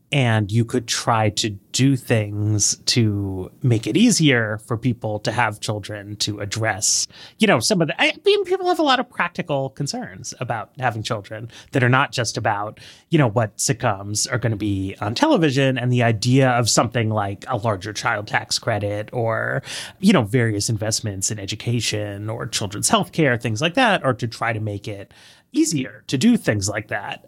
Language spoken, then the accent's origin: English; New York City, New York, United States; moved away as an adult; now in Washington, D.C., United States; And I grew up in New York City, in Greenwich Village